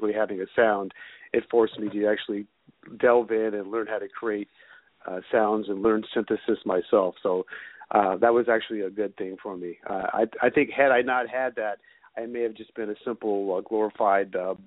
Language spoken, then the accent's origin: English; Oakland, California, United States; I grew up in Oakland. I'm born and raised in Oakland, and I'm still in this area